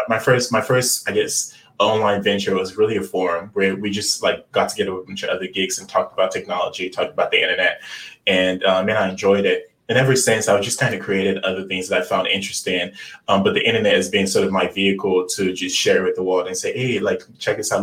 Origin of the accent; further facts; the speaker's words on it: Lagos, Nigeria; I was born in Lagos, Nigeria, um, and you know growing up in Lagos, Nigeria